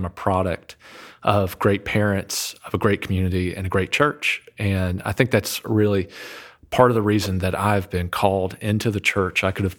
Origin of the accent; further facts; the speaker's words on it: Nashville, Tennessee, United States; also born or lived in Murfreesboro, Tennessee; now in Houston, United States; I was born in Murfreesboro, Tennessee, born and raised in the Nashville area, and raised in a wonderful Episcopal church